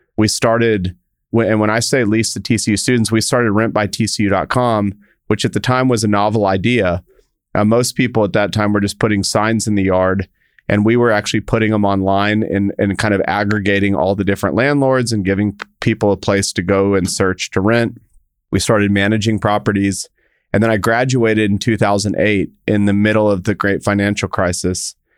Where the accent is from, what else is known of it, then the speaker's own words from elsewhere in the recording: El Paso, Texas, United States; I grew up in El Paso, Texas